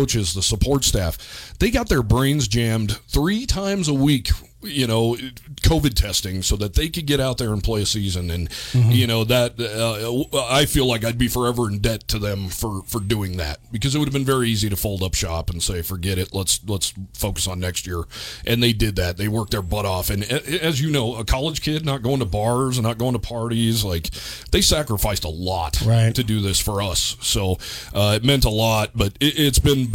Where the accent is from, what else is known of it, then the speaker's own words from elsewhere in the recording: Cheyenne, Wyoming, United States; moved away as an adult; also born or lived in Houston, Texas; I love my hometown.